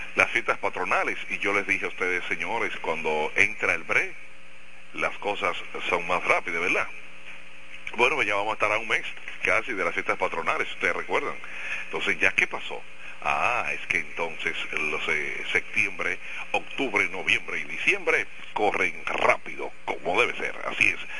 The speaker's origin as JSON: {"language": "Spanish", "region": "La Romana", "country": "Dominican Republic", "said": "somos de la Romana y somos de aquí. Somos de aquí"}